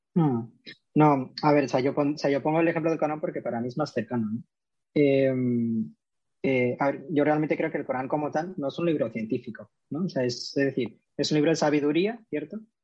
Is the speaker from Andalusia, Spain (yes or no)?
yes; Córdoba, Andalusia, Spain; now in Madrid, Spain; soy cordobés de nacimiento y ahora mismo vivo en Madrid.